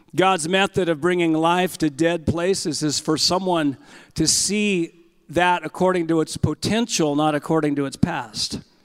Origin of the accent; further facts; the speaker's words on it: California, United States; I'm from California